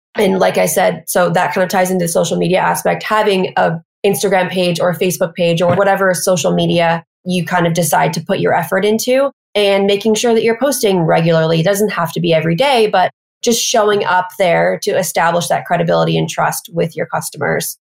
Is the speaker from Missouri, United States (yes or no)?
yes; Missouri, United States; moved away as an adult; now in New York City, United States; I'm from the Midwest in Missouri. And I moved here.